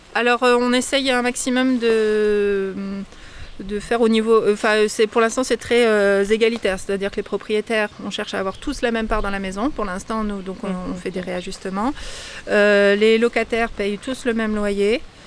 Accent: Lorraine, Meuse, Grand Est, France; now in Combrailles, France; On vient de, de la Lorraine, qui est euh, pareil, un milieu très rural et euh, de la Meuse principalement

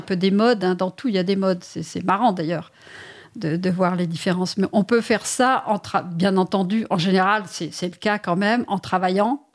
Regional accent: Paris, Île-de-France, France; je suis parisienne pur jus

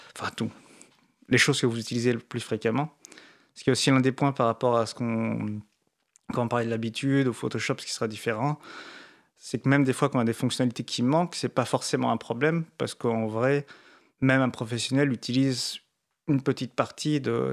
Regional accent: France; on est français

